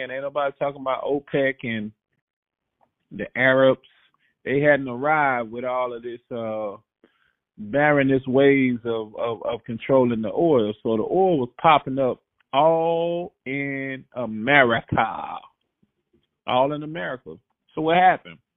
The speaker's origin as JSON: {"language": "English", "region": "Oklahoma", "country": "United States", "tie": "born or raised there"}